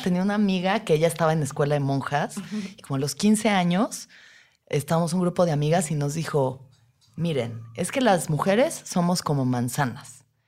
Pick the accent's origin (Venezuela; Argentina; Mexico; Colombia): Mexico; como mujeres mexicanas